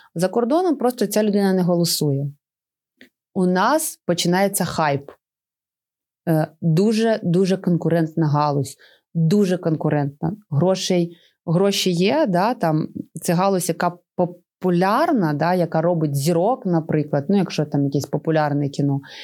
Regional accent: Chernihiv Oblast, Ukraine; нашої Чернігівської області

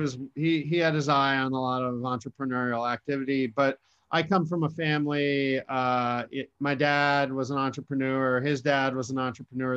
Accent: Western Massachusetts, United States; I was born and raised in Massachusetts

